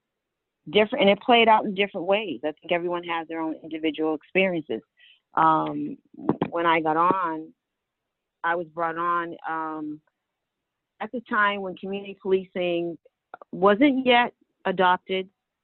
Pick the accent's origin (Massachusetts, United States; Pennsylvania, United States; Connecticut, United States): Massachusetts, United States; Boston; I grew up in Mattapan